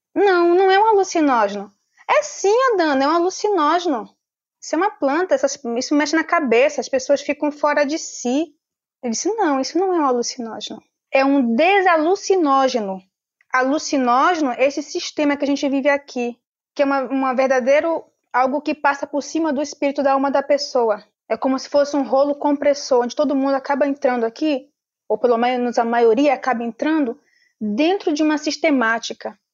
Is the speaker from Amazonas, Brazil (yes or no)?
yes; Amazonas, Brazil; sou filha do povo Omagua Cambeba, do estado do Amazonas. Meu povo está presente na Amazônia peruana, Amazônia colombiana e Amazônia brasileira. Eu sou da Amazônia brasileira.